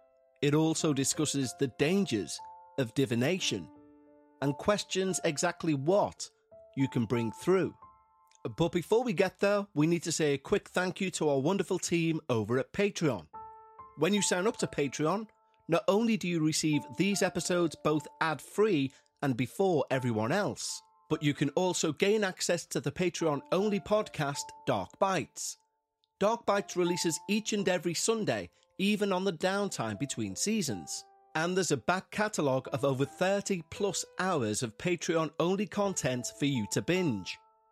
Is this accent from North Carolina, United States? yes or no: yes; North Carolina, United States; also born or lived in Florida; I was born in Florida, but I grew up in a small town in North Carolina. I lived in Florida for 3 years and in North Carolina for 7 years. I then moved to Illinois in 2012, where I currently live.